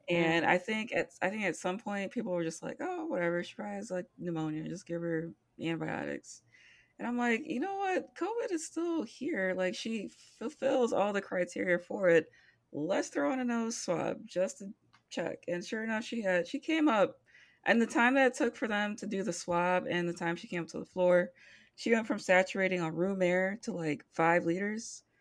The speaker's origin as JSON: {"language": "English", "region": "Midwest", "country": "United States", "tie": "born or raised there", "said": "I am born and bred in the Midwest."}